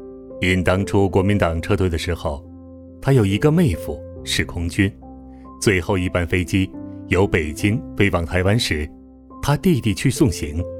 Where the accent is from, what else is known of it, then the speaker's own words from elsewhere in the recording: Tianjin, China; 到了天津，有很多人来见我。天津是我的老家，我的目的就是要向他们传福音。